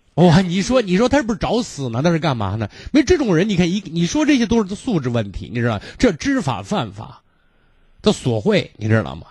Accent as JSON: {"language": "Chinese", "region": "Shaanxi", "country": "China", "said": "我们陕西人讲叫念念驴踢死人"}